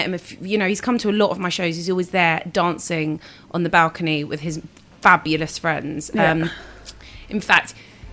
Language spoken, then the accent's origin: English; London, United Kingdom; I am a singer from South London